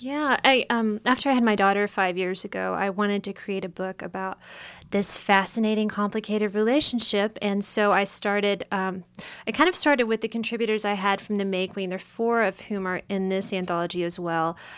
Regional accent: East Tennessee, United States; accent: hillbilly; moved away; I'm from East Tennessee

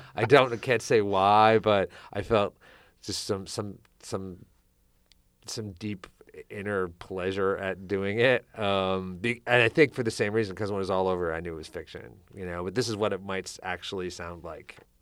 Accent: United States; as American writers

